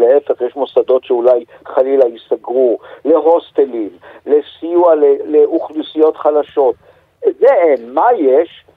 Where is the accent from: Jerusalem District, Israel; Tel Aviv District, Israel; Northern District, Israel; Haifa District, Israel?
Jerusalem District, Israel; Jerusalem; also born or lived in Bonn, Germany; אני ירושלמי